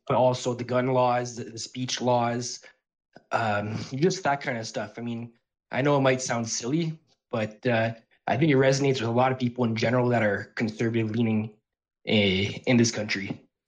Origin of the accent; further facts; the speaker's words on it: Canada; I'm actually from Canada